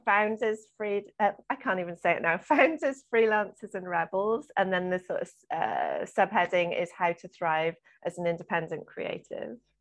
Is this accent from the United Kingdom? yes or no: yes; South Wales, United Kingdom; I grew up in South Wales